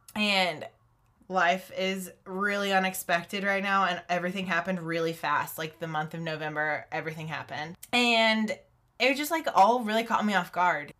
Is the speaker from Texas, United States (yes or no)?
yes; Texas, United States; moved away as an adult; also born or lived in Uganda; staying in Texas, um, doing Young Life